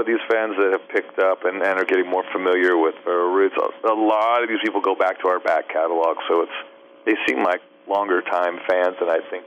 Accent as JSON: {"language": "English", "region": "Southern California", "country": "United States", "said": "I'm from Southern California"}